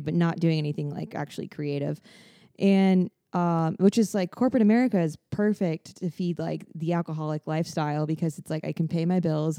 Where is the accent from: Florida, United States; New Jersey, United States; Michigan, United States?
Florida, United States; Fort Lauderdale; I'm from Fort Lauderdale.